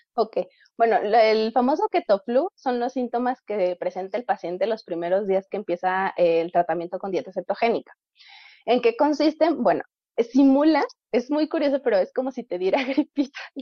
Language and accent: Spanish; Mexico; como población mexicana somos